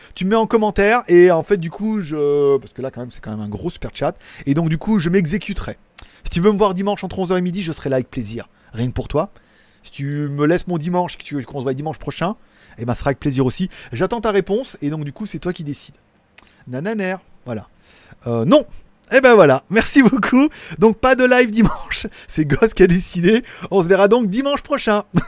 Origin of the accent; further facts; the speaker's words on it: France; en tant que français qui parle parlote l'anglais